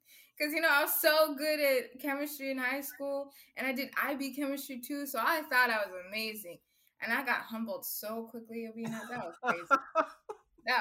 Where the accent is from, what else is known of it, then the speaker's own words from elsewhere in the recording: Minnesota, United States; also born or lived in Kenya; I'm Kenyan American, was born in Kenya, raised in America, lived here for way too long, for almost 20